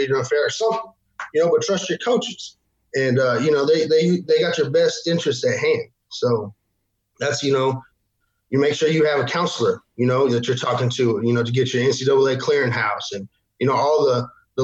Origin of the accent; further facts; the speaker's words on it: Amarillo, Texas, United States; moved away as an adult; also born or lived in Oklahoma Panhandle; I was from Amarillo mostly